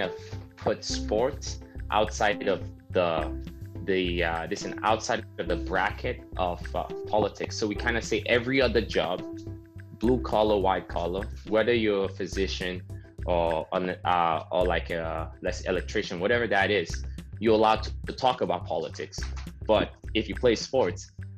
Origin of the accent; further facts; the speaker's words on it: Nigeria; now in Canada; I grew up in Nigeria